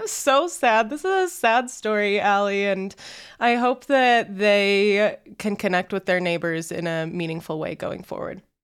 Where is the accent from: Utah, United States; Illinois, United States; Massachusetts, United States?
Utah, United States; Layton; growing up in Layton, Utah, in a suburb